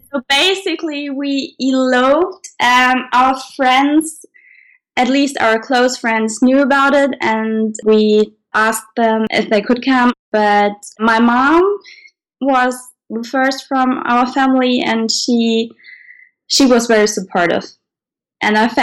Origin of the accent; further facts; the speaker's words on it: Germany; we are from Germany